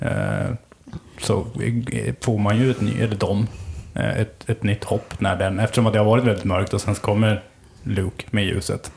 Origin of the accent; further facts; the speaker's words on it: Sweden; jag kommer ifrån Sverige och jag levde på 80-talet